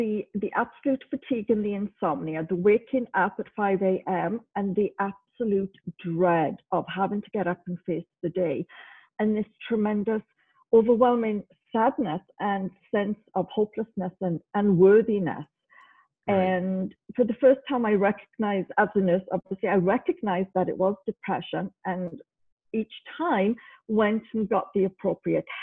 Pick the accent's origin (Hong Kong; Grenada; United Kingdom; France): United Kingdom; Wales; moved away as an adult; now in Canada; originally I was born in Wales.